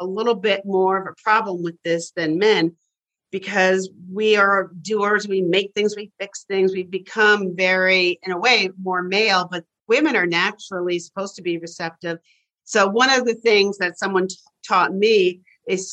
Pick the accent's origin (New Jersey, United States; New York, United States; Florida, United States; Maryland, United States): New York, United States; Bronxville; I grew up outside of New York City.